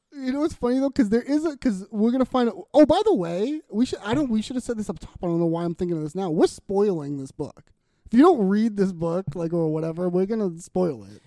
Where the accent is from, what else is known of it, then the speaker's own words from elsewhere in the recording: Boston, Massachusetts, United States; accent: Boston; we're from Boston. People have mentioned our Boston accents